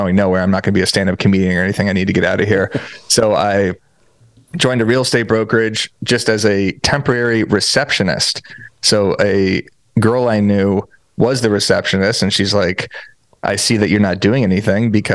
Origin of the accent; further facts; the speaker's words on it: Tucson, Arizona, United States; moved away as an adult; now in Los Angeles, United States; I'm from Tucson, Arizona.